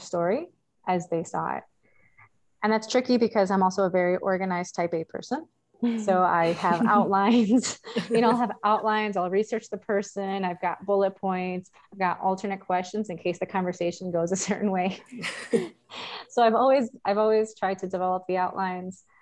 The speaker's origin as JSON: {"language": "English", "town": "Cicero", "region": "Illinois", "country": "United States", "tie": "born or raised there", "said": "I grew up in Chicago. I grew up in Cicero, and it's a little town like next to it. You could throw a rock and you're in Chicago"}